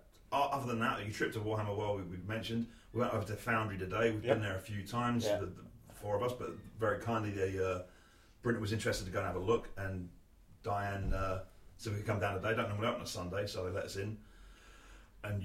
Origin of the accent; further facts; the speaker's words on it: California, United States; I'm just from California.